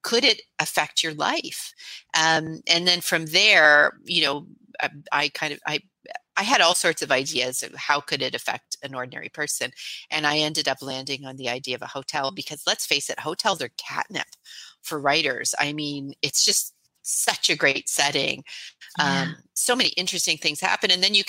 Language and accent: English; Canada; even though as a Canadian, the king is the head of state for us here.